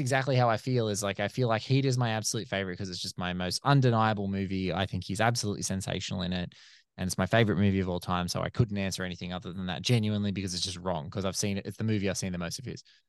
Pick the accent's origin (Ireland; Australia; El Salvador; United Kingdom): Australia; I'm from Australia, so everyone who's listening can obviously hear that I'm from Australia